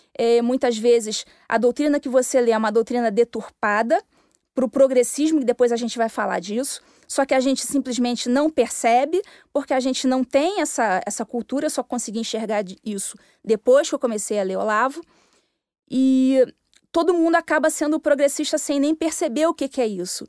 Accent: Rio de Janeiro, Brazil; moved away as an adult; also born or lived in Minas Gerais; eu tinha saído do Rio de Janeiro, sou carioca

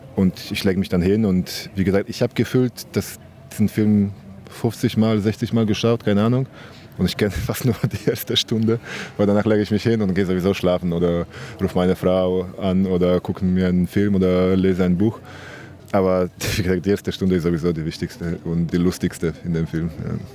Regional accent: Gdynia, Pomeranian Voivodeship, Poland; German is a second language; moved away; Ich komme aus Gdynia, das ist eine Stadt neben Danzig

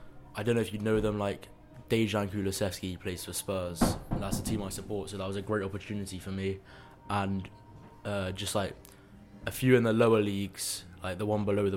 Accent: London, United Kingdom; also born or lived in Leeds; I'm from London, but I go to university in Leeds.

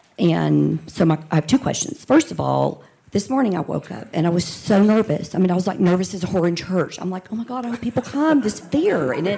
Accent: Texas, United States; I'm from Texas.

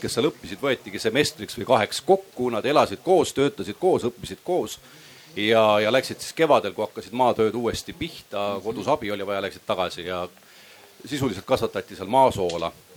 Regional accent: Kunda, Lääne-Viru County, Estonia; ma ise olen pärit Kundast

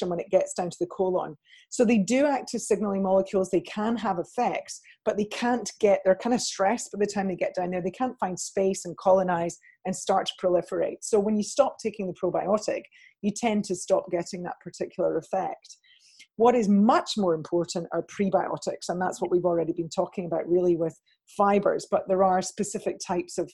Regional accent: Scot, Scotland, United Kingdom; being a Scot

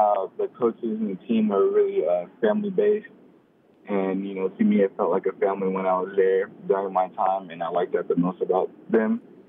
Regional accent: Washington, United States; moved away as an adult; also born or lived in California; growing up in Washington, you know, it's always cold, it's always raining.

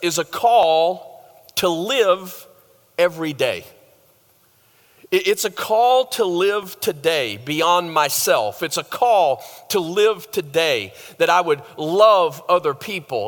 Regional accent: the South, United States; moved away as an adult; I grew up in the South

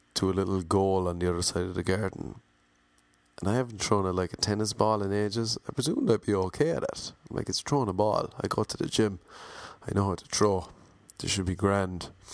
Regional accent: Ireland; I'm Irish

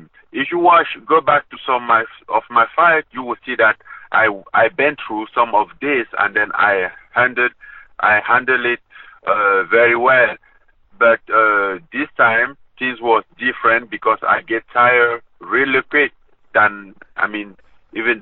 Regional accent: Cameroon; moved away; my hometown, my Cameroon

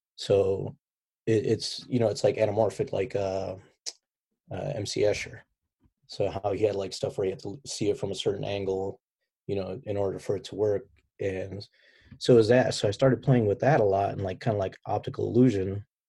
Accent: Chicago, Illinois, United States; moved away as an adult; also born or lived in Baghdad, Iraq; now in San Diego, United States; chicago ever since from when i can remember you know growing up as a kid

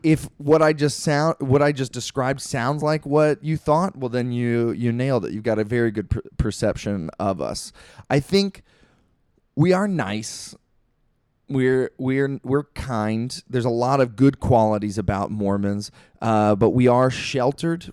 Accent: Maryland, United States; moved away as an adult; also born or lived in Italy; now in Utah, United States; I grew up in Maryland

